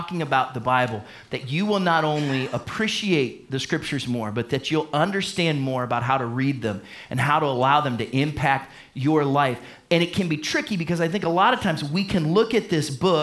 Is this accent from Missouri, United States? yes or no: no; Warren, Ohio, United States; I grew up in Warren, Ohio